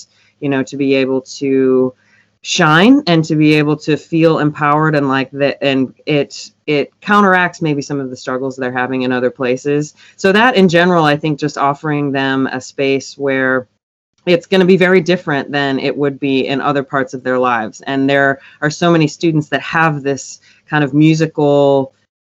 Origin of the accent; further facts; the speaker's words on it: Michigan, United States; now in Nashville, United States; I'm from Michigan originally, but I'm based in Nashville now